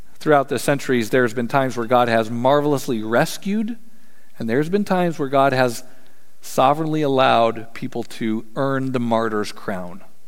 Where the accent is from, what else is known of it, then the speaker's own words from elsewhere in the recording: Colorado, United States; I'm from Colorado